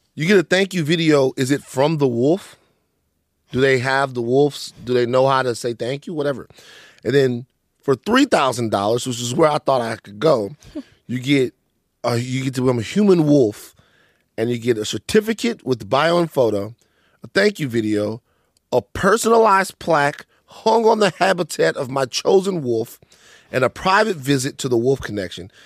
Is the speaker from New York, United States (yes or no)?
no; Maringouin, Louisiana, United States; also born or lived in Baton Rouge; now in Los Angeles, United States; growing up in Maringouin, growing up in Louisiana